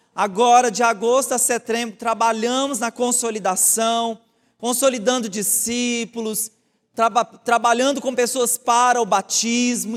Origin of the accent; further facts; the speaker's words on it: Brazil; como bons brasileiros